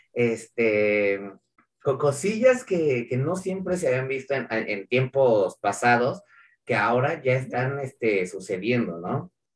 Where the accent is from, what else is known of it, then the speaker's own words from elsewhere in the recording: Mexico; somos mexicanos